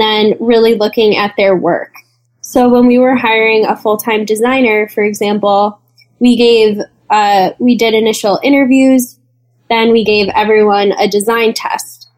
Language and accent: English; East Coast, United States; we're both from the East Coast